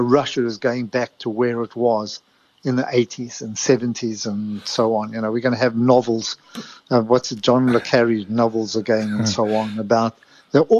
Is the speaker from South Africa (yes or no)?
yes; South Africa; when I was growing up in South Africa